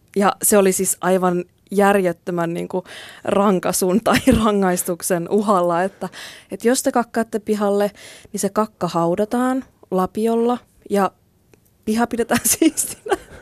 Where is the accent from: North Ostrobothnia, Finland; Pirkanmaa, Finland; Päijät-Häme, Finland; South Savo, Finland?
North Ostrobothnia, Finland; Kuusamo; moved away; siellä Kuusamossa, mistä mä oon kotoisin.